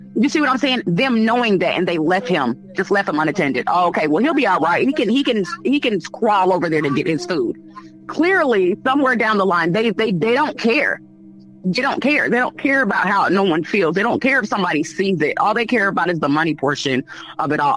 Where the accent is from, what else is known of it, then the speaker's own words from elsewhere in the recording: Chicago, Illinois, United States; now in Indianapolis, United States; I'm from Chicago, Illinois, but I've been here for about 15 years